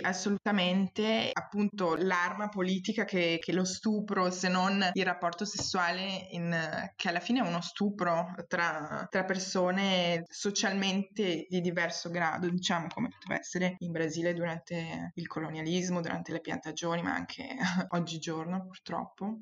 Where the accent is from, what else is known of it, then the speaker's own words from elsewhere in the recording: Treviso, Veneto, Italy; moved away as an adult; also born or lived in Portugal; now in Belgium; io sono cresciuta in Italia fino ai 19, a Treviso, non so se avete presente vicino Venezia, e poi mi sono trasferita in Portogallo, ora invece sono in Belgio